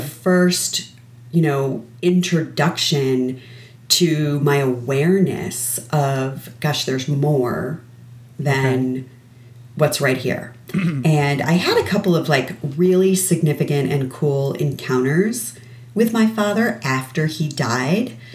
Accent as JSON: {"language": "English", "region": "Connecticut", "country": "United States", "tie": "born or raised there", "said": "I grew up in Connecticut."}